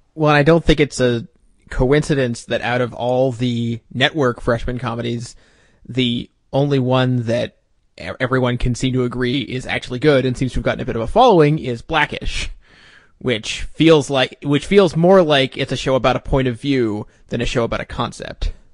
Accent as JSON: {"language": "English", "country": "Canada", "said": "I'm not American. Uh, I'm, I'm Canadian"}